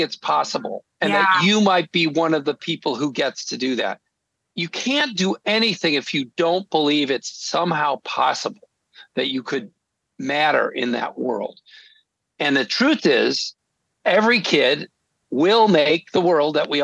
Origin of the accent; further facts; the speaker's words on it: Naperville, Illinois, United States; moved away; I'm from Naperville, Illinois. Nobody I knew was in the arts, but I did have a neighbor who was a political cartoonist